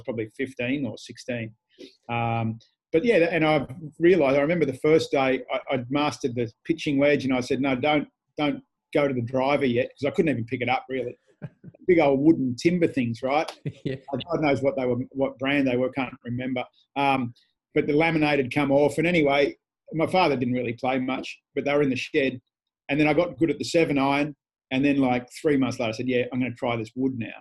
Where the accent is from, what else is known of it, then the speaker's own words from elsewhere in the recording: Canberra, Australian Capital Territory, Australia; moved away as an adult; also born or lived in Asia; now in Perth, Australia; I grew up in Canberra